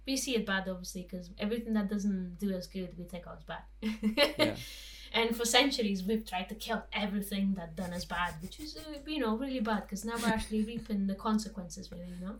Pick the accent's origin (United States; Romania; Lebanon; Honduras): Romania; Transylvanian mountains; I grew up in in Transylvanian mountains